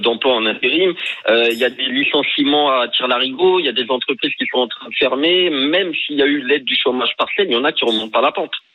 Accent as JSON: {"language": "French", "country": "France", "tie": "born or raised there", "said": "je, vis en mhm. France, euh, j'ai grandi en France"}